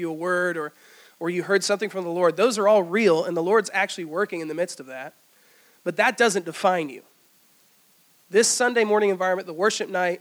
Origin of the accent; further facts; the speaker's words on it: Greenville, South Carolina, United States; also born or lived in Easley; I grew up here in Greenville